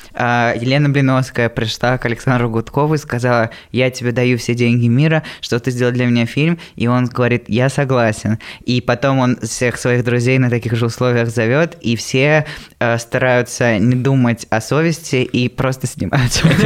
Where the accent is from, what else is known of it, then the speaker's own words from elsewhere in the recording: Voronezh, Voronezh Oblast, Russia; я из Воронежа